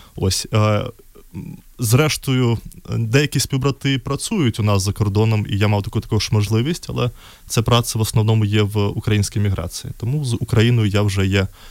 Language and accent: Ukrainian; Minsk, Belarus; Ukrainian is a second language; moved away as an adult; now in Lviv, Ukraine; в Білорусі я народився в місті Мінськ і там до 20 років мешкав